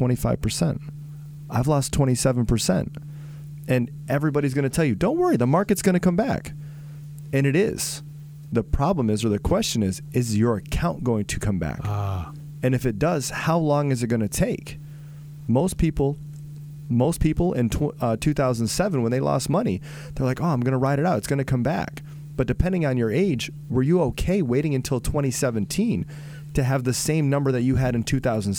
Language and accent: English; Vermont, United States; now in South Florida, United States; I'm also from Vermont